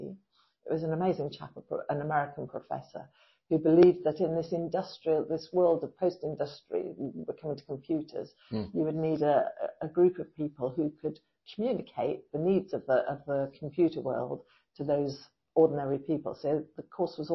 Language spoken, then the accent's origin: English; Bunwell, East of England, United Kingdom; now in Felixstowe, United Kingdom; I actually don't come from Suffolk originally. I come from Norfolk